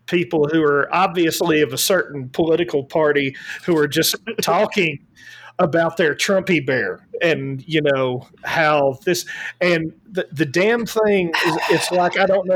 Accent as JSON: {"language": "English", "region": "Alabama", "country": "United States", "said": "Yes, I'm from Alabama. I have lived in a trailer."}